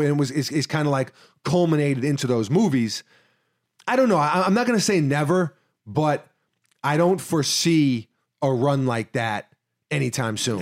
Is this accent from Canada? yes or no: no; New York City, New York, United States; me growing up in New York Ci, New York City